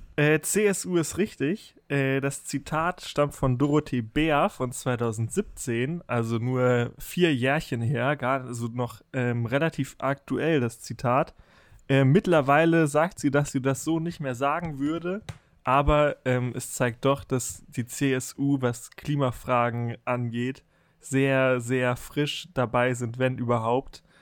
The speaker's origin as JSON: {"language": "German", "country": "Germany"}